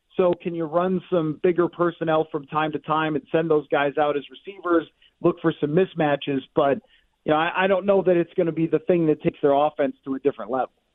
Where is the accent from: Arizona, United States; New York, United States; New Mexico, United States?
New York, United States; Buffalo; I am from Buffalo